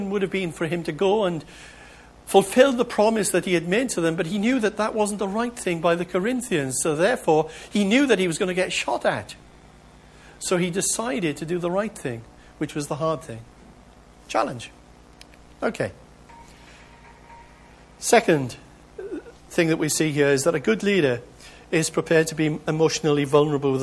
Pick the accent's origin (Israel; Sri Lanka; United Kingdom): United Kingdom; as British people